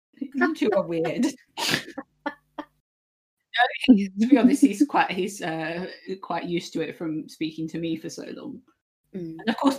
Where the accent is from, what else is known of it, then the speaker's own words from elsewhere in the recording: United Kingdom; we're just going to say it how it is because one, we're British and that's kind of what we do.